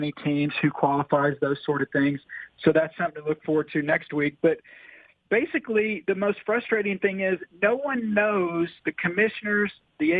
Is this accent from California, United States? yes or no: no; Oklahoma City, Oklahoma, United States; moved away as an adult; now in Tampa, United States; I was born in Oklahoma City, grew up, spent the first 22 years of my life in Oklahoma